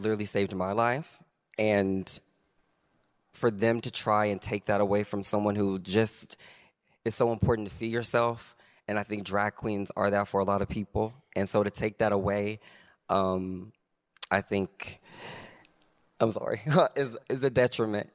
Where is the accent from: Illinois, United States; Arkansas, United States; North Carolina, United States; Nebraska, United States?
Arkansas, United States; moved away; growing up in Arkansas